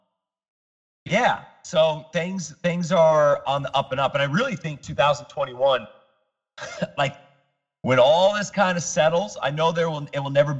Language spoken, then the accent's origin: English; Kearney, Missouri, United States; now in South Florida, United States; I grew up in Kearney, Missouri